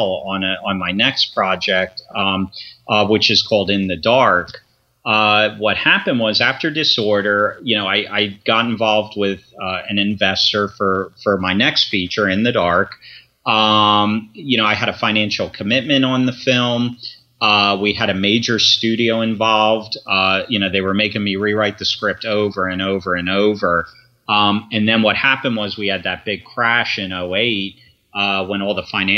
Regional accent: Sparta, New Jersey, United States; also born or lived in Philadelphia, Pennsylvania / Grosse Ile, Michigan; the neighborhood that I grew up in Sparta, New Jersey

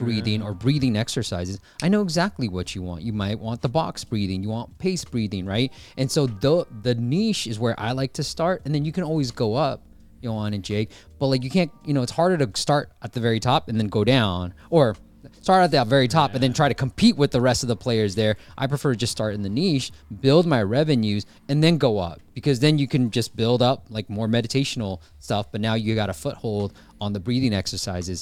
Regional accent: Bay Area, California, United States; also born or lived in Myanmar; I grew up in the Bay Area, right? I was born in Burma, Myanmar, came to the States when I was 6 years old, and been in the Bay Area ever since.

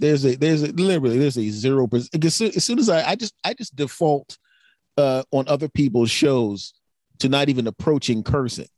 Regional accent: Philadelphia, Pennsylvania, United States; a person born and raised in Philadelphia

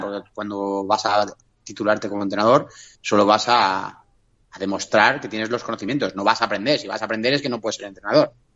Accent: Catalonia, Spain; somos los catalanes

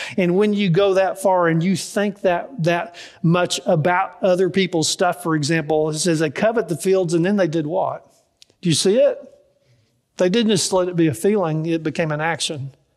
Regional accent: Dallas, Texas, United States; I grew up in Dallas, and so I don't know much about farming

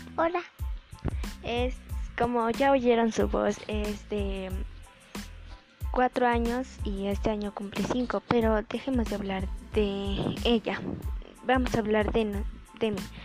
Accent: Mexico; soy de México

